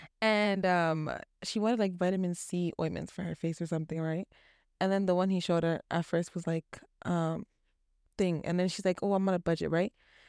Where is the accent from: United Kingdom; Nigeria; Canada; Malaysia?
Canada; also born or lived in Toronto; I was born here.